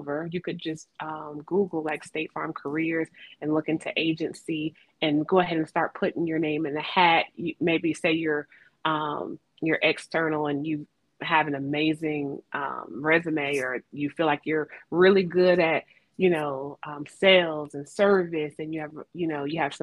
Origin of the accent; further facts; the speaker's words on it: Atlanta, Georgia, United States; moved away; back in Atlanta, which was my hometown